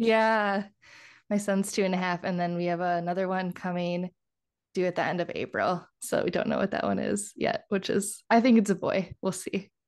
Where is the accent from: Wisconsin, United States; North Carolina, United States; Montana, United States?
Wisconsin, United States; Kenosha County, Southeast; moved away as an adult; now in Minnesota, United States; I'm from Wisconsin originally. So, I'm from Southeast Wisconsin, like, Kenosha, I always have to qualify it. I always say, like, the county, not the city